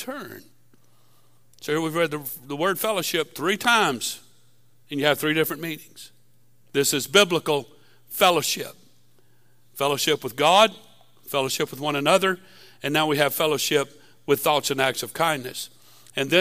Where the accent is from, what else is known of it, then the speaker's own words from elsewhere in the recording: Southern, United States; we as American, Southern, Christian, American people